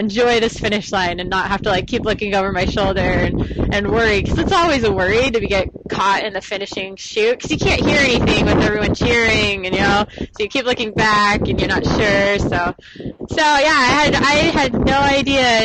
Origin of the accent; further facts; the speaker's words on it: Texas, United States; I'm from Texas. My parents live close